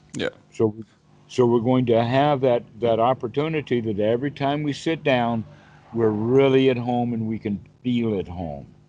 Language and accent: English; United States; I'm the American version